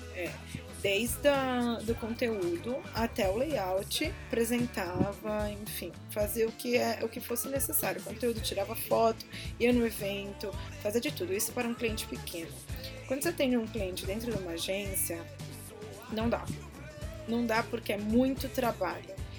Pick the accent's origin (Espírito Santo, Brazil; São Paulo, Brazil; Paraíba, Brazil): São Paulo, Brazil; Eu sou de São Paulo, sempre trabalhei aqui